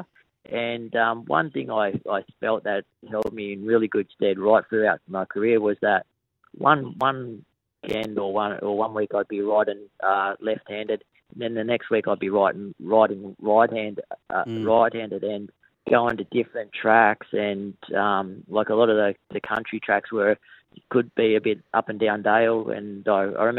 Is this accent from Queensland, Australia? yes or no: no; Wagga Wagga, New South Wales, Australia; moved away as an adult; also born or lived in Berrigan / Wodonga / Sydney; I was born in Berrigan. And then we moved over to Wagga Wagga when I was 3 years old. And that was where I grew up